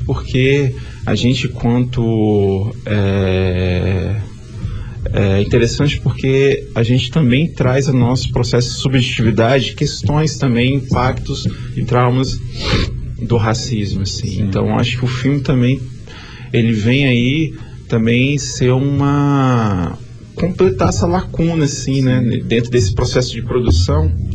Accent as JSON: {"language": "Portuguese", "town": "Vila Velha", "region": "Espírito Santo", "country": "Brazil", "tie": "born or raised there", "said": "Sou aqui mesmo, de Vila Velha"}